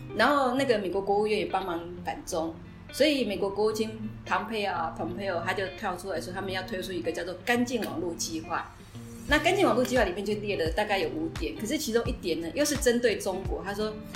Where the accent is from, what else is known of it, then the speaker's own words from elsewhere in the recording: Taiwan; 我们台湾人